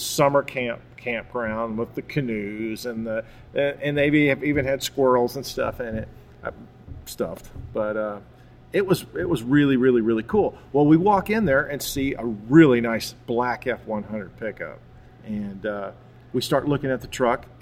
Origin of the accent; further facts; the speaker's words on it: Louisville, Kentucky, United States; moved away; I'm from Louisville